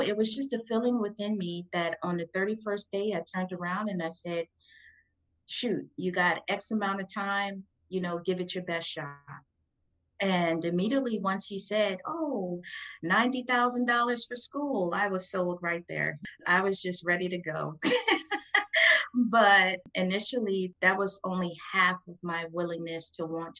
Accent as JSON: {"language": "English", "town": "Oxon Hill", "region": "Maryland", "country": "United States", "tie": "born or raised there", "also_born_or_lived": "New Orleans, Louisiana", "said": "I grew up in Prince George's County, Maryland. I'm from Oxon Hill, Maryland, but I was born in New Orleans"}